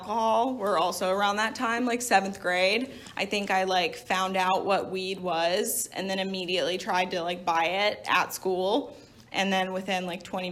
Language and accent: English; Little Rock, Arkansas, United States; moved away; I grew up in Little Rock, Arkansas